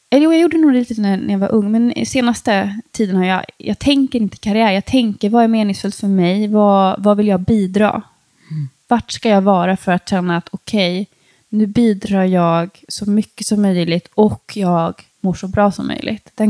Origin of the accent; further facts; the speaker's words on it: Sweden; alltså jag är liksom uppvuxen i Sverige, jag är så otroligt privilegierad.